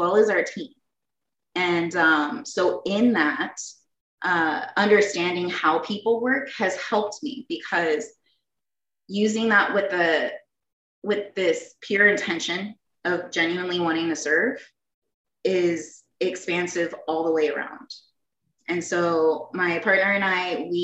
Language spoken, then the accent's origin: English; San Antonio, Texas, United States; moved away as an adult; now in Phoenix, United States; I grew up in San Antonio, Texas, and came out here to Phoenix, Arizona when I was about 19